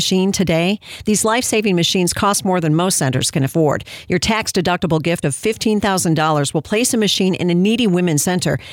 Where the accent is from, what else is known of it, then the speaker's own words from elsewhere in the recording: Illinois, United States; That's my home state, too